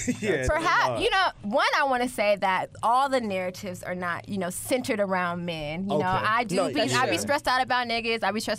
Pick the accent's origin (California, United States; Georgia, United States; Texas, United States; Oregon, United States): Georgia, United States; Metro Atlanta, Cobb County; I'm from Metro Atlanta.